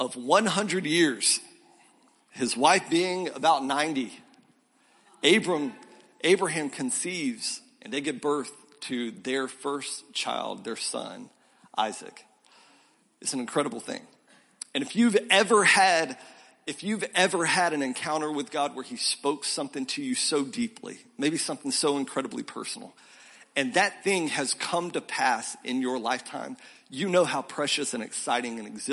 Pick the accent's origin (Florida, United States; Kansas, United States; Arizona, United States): Florida, United States; Milton; also born or lived in South Carolina; now in Columbia, SC, United States; I grew up in a small town called Milton outside of Pensacola